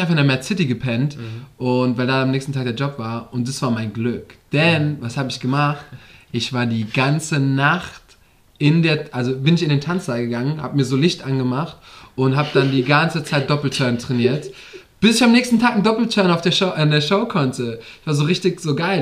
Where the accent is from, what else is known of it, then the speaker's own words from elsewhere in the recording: Westerwald, Rhineland-Palatinate, Germany; moved away; da habe ich noch im Westerwald gewohnt, da wo ich herkomme, Rheinland-Pfalz.